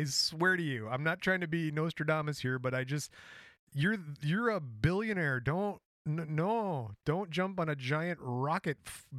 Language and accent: English; Midwest, United States; It's because we're from the Midwest.